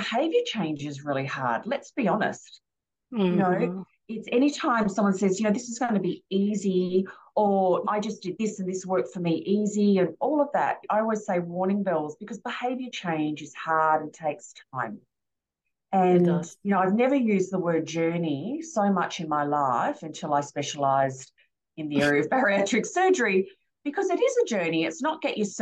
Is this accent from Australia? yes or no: yes; Australia; I'm Aussie